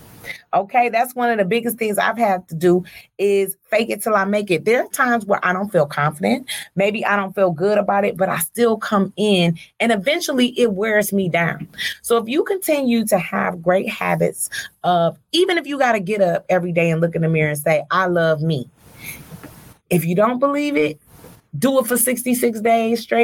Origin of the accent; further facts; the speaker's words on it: Detroit, Michigan, United States; I'm from Joy Road